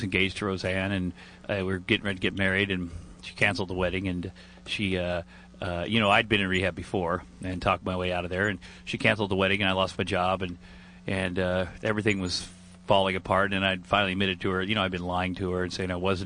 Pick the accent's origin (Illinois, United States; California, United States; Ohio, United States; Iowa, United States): Iowa, United States; moved away as an adult; also born or lived in Minneapolis / Los Angeles; I grew up in Iowa, and in 1983 I moved to Minneapolis